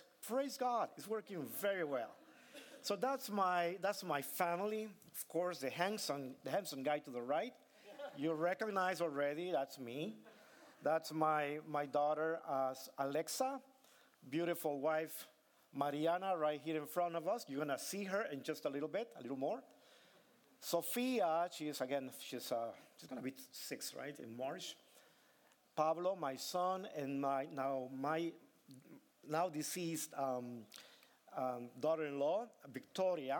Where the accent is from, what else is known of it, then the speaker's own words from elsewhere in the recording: Tegucigalpa, Francisco Morazán, Honduras; moved away; I was born in Honduras, small country in the heart of Central America.